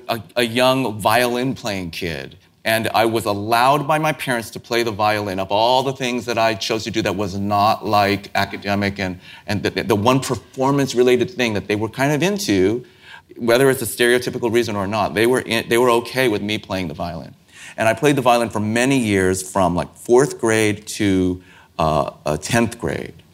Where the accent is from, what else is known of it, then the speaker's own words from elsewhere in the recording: San Francisco, California, United States; I grew up in San Francisco